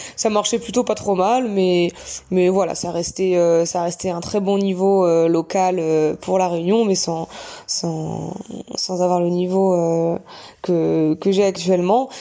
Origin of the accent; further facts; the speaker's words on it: Bayeux, Normandy, France; moved away; also born or lived in Caen; je suis originaire de Normandie, plus précisément de Bayeux, petite commune à côté de Caen